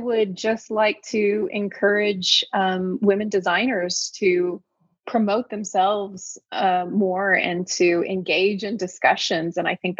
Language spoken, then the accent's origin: English; Oklahoma, United States; I'm from Oklahoma and living in Oklahoma.